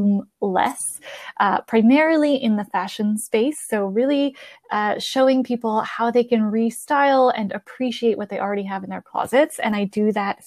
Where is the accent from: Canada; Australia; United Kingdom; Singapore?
Canada; Both of my parents are Italian, but I'm Canadian. We live in Canada